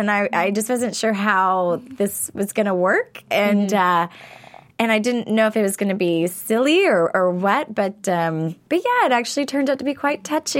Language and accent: English; Athens, Georgia, United States; now in Los Angeles, United States; I grew up in Athens, Georgia.